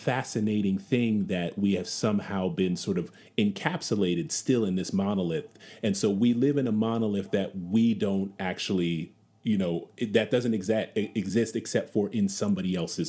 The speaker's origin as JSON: {"language": "English", "town": "Schenectady", "region": "New York", "country": "United States", "tie": "born or raised there", "said": "Ghanaian immigrants were my mom and dad, and I was born in Schenectady, New York, and that's almost all white."}